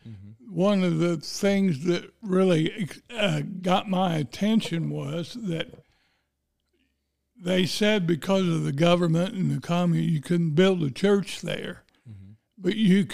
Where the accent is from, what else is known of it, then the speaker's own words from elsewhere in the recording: Independence, Missouri, United States; I was raised in Independence